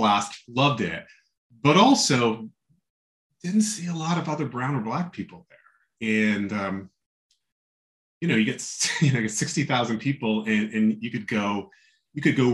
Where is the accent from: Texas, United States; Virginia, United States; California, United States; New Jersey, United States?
New Jersey, United States; also born or lived in New York City; grew up in New Jersey, mostly